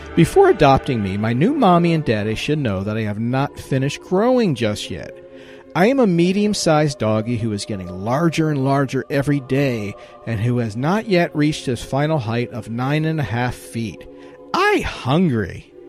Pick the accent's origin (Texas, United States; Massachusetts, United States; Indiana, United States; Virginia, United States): Virginia, United States; my home state of Virginia